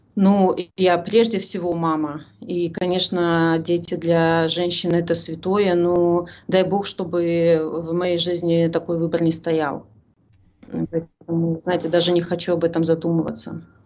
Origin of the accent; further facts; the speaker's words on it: Belarus; мы белорусы